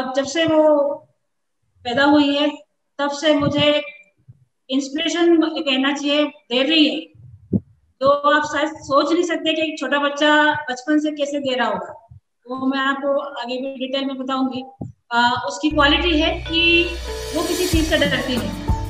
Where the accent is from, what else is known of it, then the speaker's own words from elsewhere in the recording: Indore, Madhya Pradesh, India; now in Jaipur, India; मैं proper MP Indore से हूँ